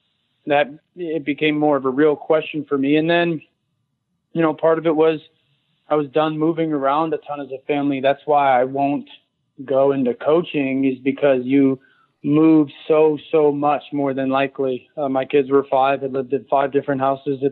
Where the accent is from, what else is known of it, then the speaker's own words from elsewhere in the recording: Connecticut, United States; growing up in Connecticut